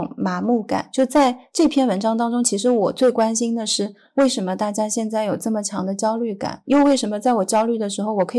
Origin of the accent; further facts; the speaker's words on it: Hangzhou, Zhejiang, China; born there; 我出生在杭州，灵隐寺是我们非常著名的景点之一，就像雷峰塔一样。